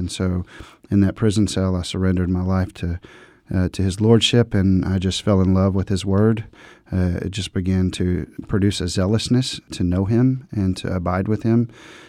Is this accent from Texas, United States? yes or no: yes; Dallas-Fort Worth, Texas, United States; I grew up in the Dallas-Fort Worth, Texas area.